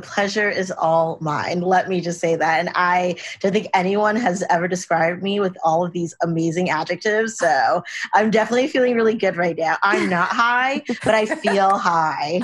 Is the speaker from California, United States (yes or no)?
yes; Los Angeles, California, United States; moved back to LA, which is my hometown